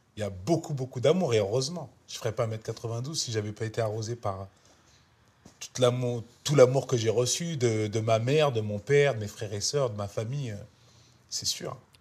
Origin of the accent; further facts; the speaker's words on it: France; moved away as an adult; now in Los Angeles, United States; ma France, c'est celle de mon enfance, c'est celle où j'ai grandi